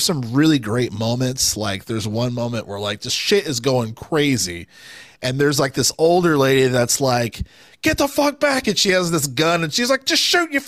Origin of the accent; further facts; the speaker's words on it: United States; as like an American player